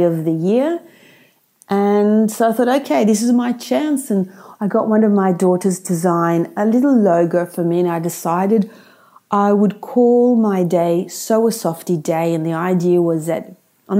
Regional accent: Australia; also born or lived in Sydney, Australia; I live in Sydney, Australia

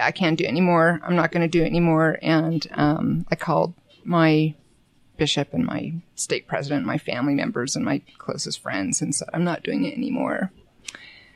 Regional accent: Bountiful, Utah, United States; I grew up in Bountiful. went to Bountiful High. I went to the University of Utah.

